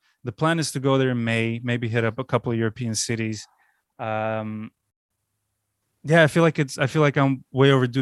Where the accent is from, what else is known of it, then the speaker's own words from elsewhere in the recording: Baku, Azerbaijan; moved away; my hometown, Baku, I just came back from a 16-day vacation 20 years after I left.